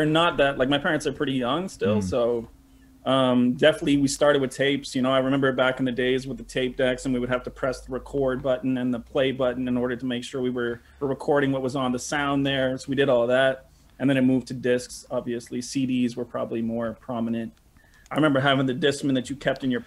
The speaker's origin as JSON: {"language": "English", "town": "Montreal", "region": "Quebec", "country": "Canada", "tie": "born or raised there", "said": "I was actually born and raised in St. Henry"}